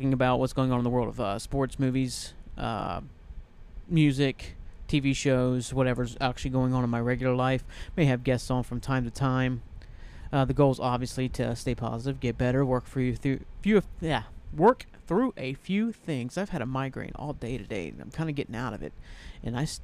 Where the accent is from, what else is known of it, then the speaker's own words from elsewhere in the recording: Ohio, United States; I'm from Ohio.